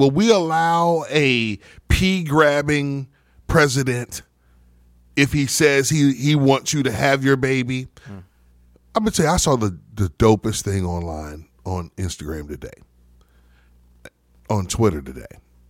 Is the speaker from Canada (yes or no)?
no; Atlanta, Georgia, United States; but for 17 years I lived in Atlanta, and I grew up initially in Atlanta.